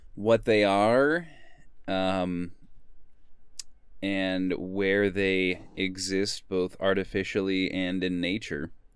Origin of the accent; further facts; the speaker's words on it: Sedona, Arizona, United States; growing up in Sonoma, Arizona